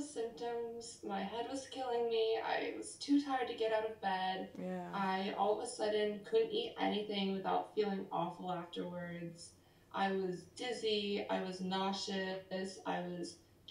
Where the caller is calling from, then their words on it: Davis, California, United States; I'm calling in from Davis, California. This is my dorm room at UC Davis.